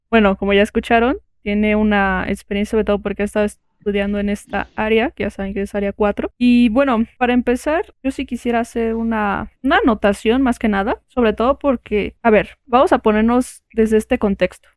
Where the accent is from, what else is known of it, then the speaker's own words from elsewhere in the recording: Mexico; nosotros que estamos aquí como mexicanos